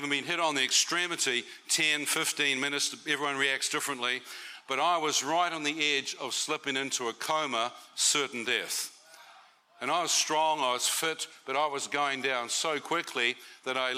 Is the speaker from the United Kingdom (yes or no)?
no; New Zealand; As a New Zealander